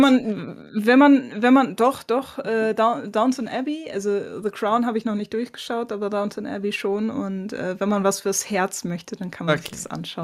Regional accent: Bremen, Germany; moved away; als Bremerin

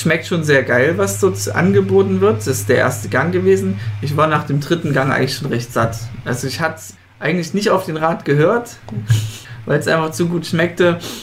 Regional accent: Leipzig, Saxony, Germany; ich komme ja aus Leipzig

